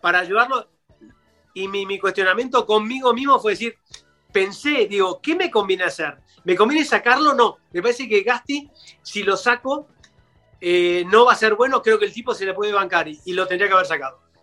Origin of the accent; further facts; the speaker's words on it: Argentina; como, como argentino